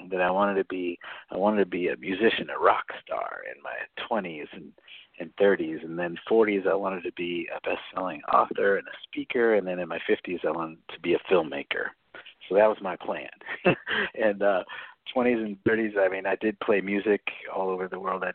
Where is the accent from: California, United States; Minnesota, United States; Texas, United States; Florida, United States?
California, United States; Long Beach; I grew up in Long Beach, California